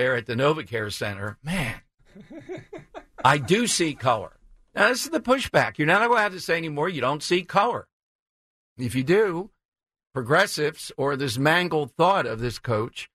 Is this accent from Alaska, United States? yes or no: no; Philadelphia, Pennsylvania, United States; growing up in South Philly, you played teams that were bad